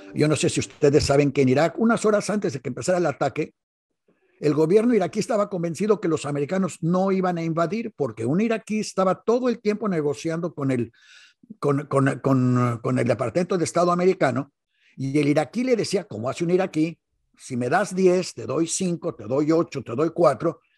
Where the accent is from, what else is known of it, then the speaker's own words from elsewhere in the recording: Mexico; como buenos mexicanos